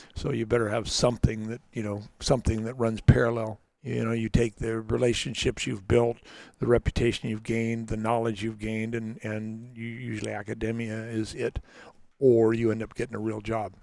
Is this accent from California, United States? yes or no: yes; Los Angeles, California, United States; moved away; I was born in Hollywood Presbyterian Hospital, but that was the extent of my Hollywood career